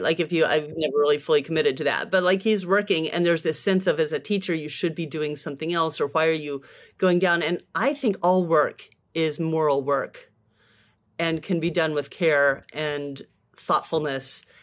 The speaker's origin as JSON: {"language": "English", "town": "Tucson", "region": "Arizona", "country": "United States", "tie": "born or raised there", "also_born_or_lived": "San Francisco", "moved": "as an adult", "said": "I came back to my hometown of Tucson, Arizona"}